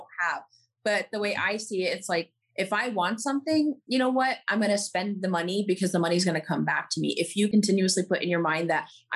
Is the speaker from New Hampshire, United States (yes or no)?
no; New York, United States; moved away as an adult; also born or lived in Middle East; now in Los Angeles, United States; born and raised in New York, I did move to the Middle East for a few years when I was a kid. And then we moved back here. And then now I live in Los Angeles